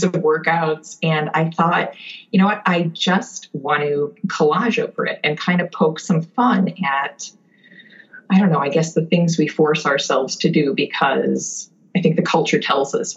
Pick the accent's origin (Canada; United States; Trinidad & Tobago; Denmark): United States; a suburb of Milwaukee, Wisconsin; now in Concord; I grew up in a suburb of Milwaukee, Wisconsin